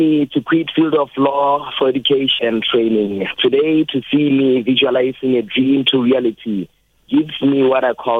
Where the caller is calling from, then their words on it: Thohoyandou, Limpopo, South Africa; Speaking to … I'm calling you from Venda University.